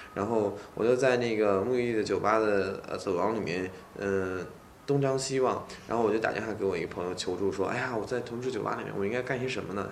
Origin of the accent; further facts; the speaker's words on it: Xuzhou, Jiangsu, China; moved away; 我的老家徐州